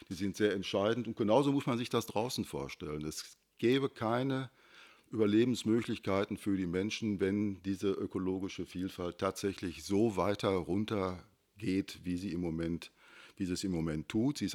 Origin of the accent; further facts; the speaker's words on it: Unna, Bergkamen, Kamen area, North Rhine-Westphalia, Germany; now in Hattingen, Germany; Also ich komme aus der Gegend Unna, Berchkam, Kam. Äh, da war also richtig die, ja, die Steinkohle im Vordergrund, die Montanindustrie genauso vorherrschend wie hier in Hattingen auch.